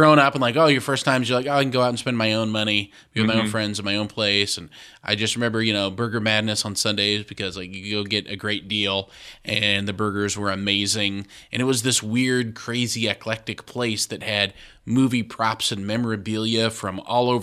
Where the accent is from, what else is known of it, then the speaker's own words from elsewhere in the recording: Malcolm, Nebraska, United States; I grew up in Malcolm, Nebraska. At least, well, I moved there when I was 12, but I'm from Malcolm.